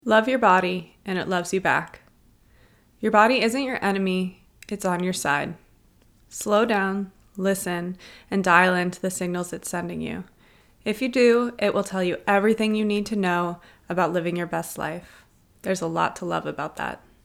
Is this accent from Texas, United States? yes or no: no; Cincinnati, Ohio, United States; now in Toronto, Canada; I grew up in Cincinnati, Ohio, in a small suburb called Wyoming